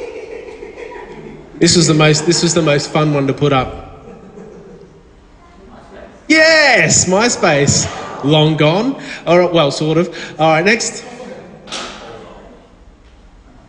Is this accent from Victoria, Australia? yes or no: yes; Victoria, Australia; from down in Victoria